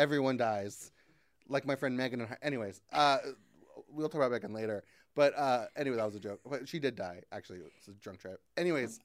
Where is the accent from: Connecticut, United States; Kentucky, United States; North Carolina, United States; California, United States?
Kentucky, United States; Christian County; also born or lived in Fort Campbell, Kentucky; I was born in Fort Campbell, which is this army base that's in Kentucky.